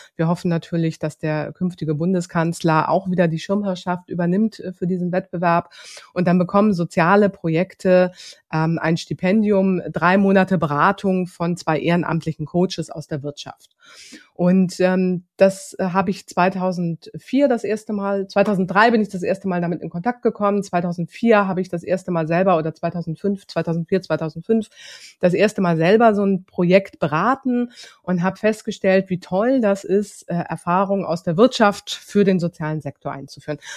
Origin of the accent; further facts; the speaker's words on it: Hamburg, Germany; moved away as an adult; also born or lived in Lower Franconia; ich komme aus Hamburg, ich bin gebürtige Hamburgerin